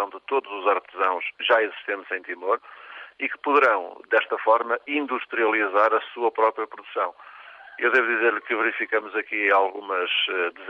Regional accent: Paredes, Norte, Portugal; Eu sou natural de Paredes. Paredes eh, é conhecido hoje como a Rota dos Móveis.

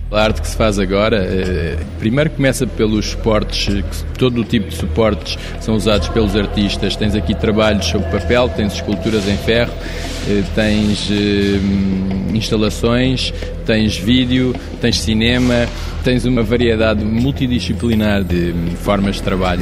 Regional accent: Luanda, Luanda Province, Angola; now in Lisbon, Portugal; Consegui juntar a cidade onde eu nasci, Luanda, a cidade onde eu vivo, Lisboa

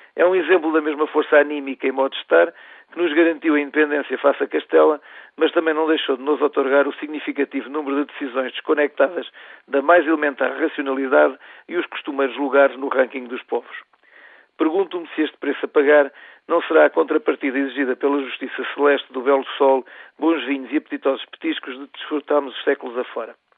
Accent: Lisbon, Portugal; Nascido e criado em Lisboa, filho, como todos os lisboetas de imigrantes internos

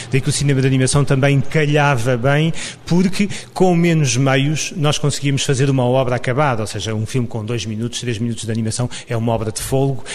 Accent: Samora Correia, Lisbon, Portugal; A minha, digamos, a minha formação cultural em Samora Correia, a terra onde nasci

